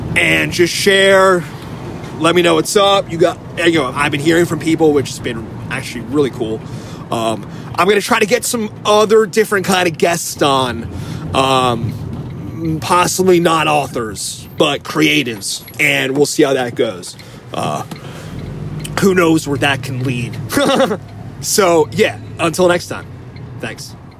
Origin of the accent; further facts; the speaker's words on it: New Jersey, United States; moved away; also born or lived in San Francisco; I grew up where they filmed The Sopranos